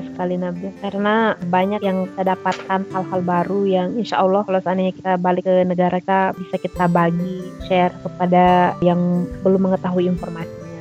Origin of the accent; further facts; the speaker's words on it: Indonesia; moved away as an adult; now in Poland; kita orang Indonesia